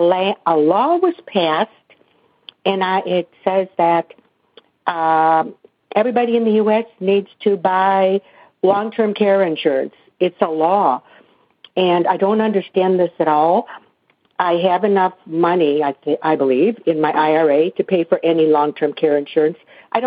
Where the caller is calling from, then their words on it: Seattle, Washington, United States; I'm from Seattle. I'm 78-year-old lady. I'm retired.